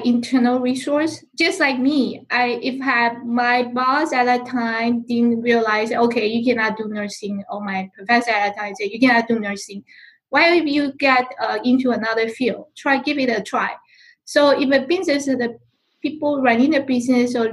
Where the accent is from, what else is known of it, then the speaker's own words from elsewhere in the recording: Taipei, Taiwan; English is a second language; moved away as an adult; now in United States; I come from Taipei, Taiwan